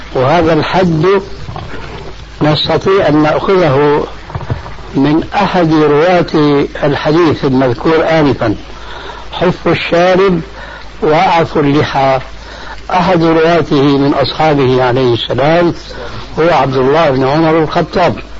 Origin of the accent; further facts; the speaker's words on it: Syria; كما يقولون عندنا في سوريا، في لغة العامة